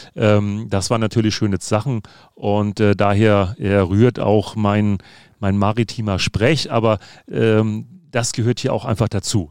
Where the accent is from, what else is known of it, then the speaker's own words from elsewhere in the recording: Hamburg, Germany; dass ich gebürtiger Hamburger bin, sondern darüber hinaus tatsächlich auf St. Pauli geboren wurde